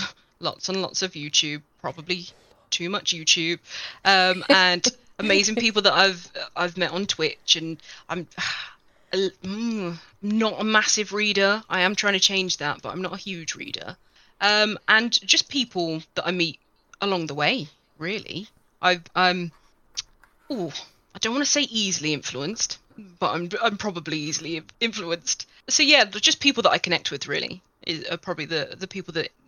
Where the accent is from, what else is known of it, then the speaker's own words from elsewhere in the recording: middle of England, United Kingdom; now in South West England, United Kingdom; I am from a nice, let's go for nice place in the middle of England-ish.